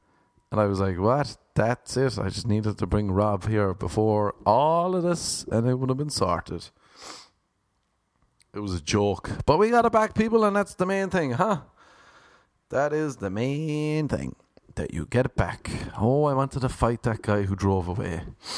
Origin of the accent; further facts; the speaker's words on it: Ireland; But you know me, people, I'm Irish and I'll hang on to a grudge.